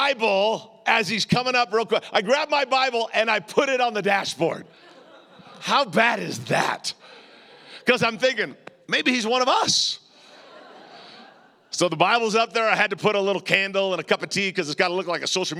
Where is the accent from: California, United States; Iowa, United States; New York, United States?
California, United States; Southern; I'm from Southern California